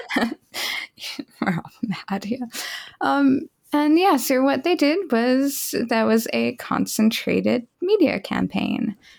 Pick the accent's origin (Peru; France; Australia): Australia; I grew up in Australia